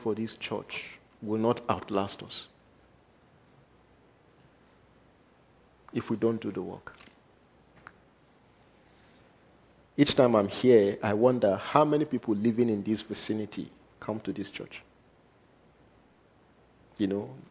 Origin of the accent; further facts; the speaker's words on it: Nigeria; first language Igala; English is a second language; moved away; me, being a Nigerian